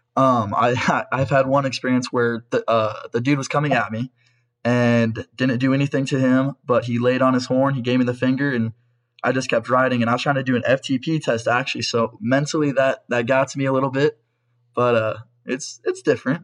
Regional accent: Pella, Iowa, United States; I'm from Pella, Iowa, and I race for First Internet Bank

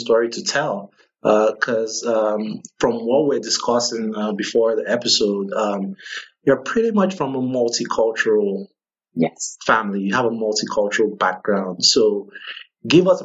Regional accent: Nigeria; now in Georgetown, United States; I'm from Nigeria. I'm African, and we don't really have things like that where I come from

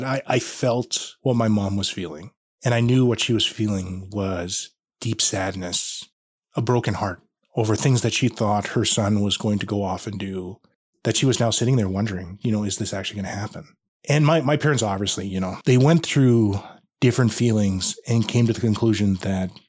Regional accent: Regina, Saskatchewan, Canada; now in Grande Prairie, Canada; I was born and raised in Regina

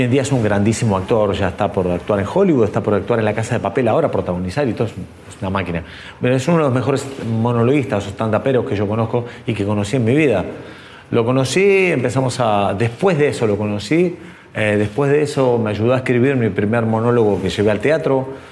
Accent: Quilmes, Buenos Aires Province, Argentina; moved away as an adult; now in Madrid, Spain; Soy de Quilmes, pero vivo en Madrid desde hace 17 años

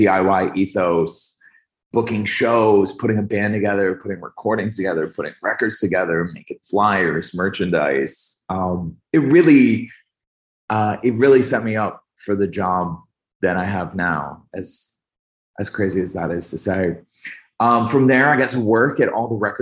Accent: upstate New York, United States; moved away as an adult; also born or lived in Albany; where I grew up in upstate New York, there's a lot of energy

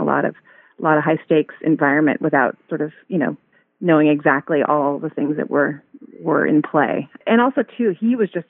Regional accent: Santa Barbara, California, United States; moved away as an adult; also born or lived in Washington, D.C.; when I was looking to get involved in public service in my hometown

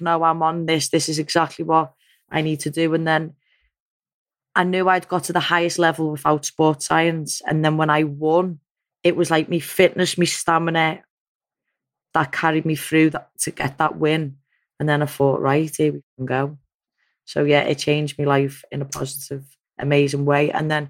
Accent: Liverpool, North West England, United Kingdom; I'd won a world title, I'd done all kinds just off being a Scouser.

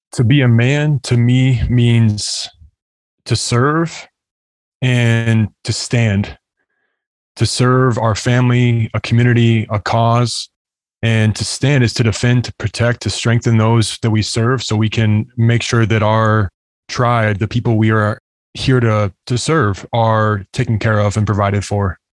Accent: United States; also born or lived in Arizona; now in Lakeland, Florida, United States; growing up in the United States

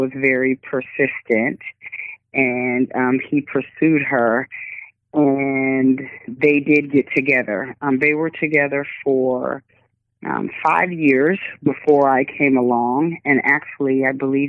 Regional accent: Tacoma, Washington, United States; I'm from Tacoma, Washington. And I was born and raised here

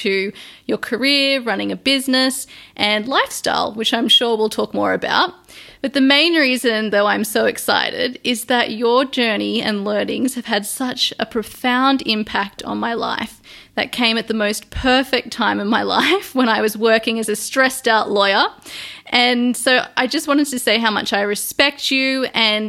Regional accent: Sydney, New South Wales, Australia; my hometown in Sydney, Australia

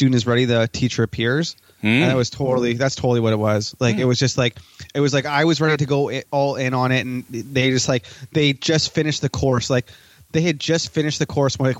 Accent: Chilliwack, British Columbia, Canada; I'm from Chilliwack, BC. That's like an hour outside of Vancouver, so I'm on the west coast of Canada

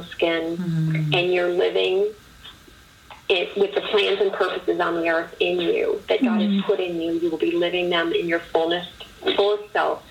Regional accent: Chicago, Illinois, United States; moved away as an adult; also born or lived in East Coast; now in Indianapolis, United States; I was born and raised in the Chicago area

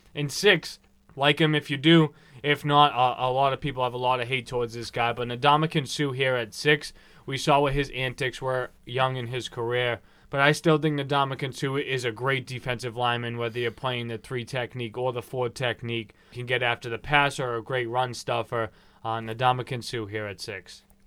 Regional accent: Boston, Massachusetts, United States; here in East Boston, our hometown, where we were born and raised

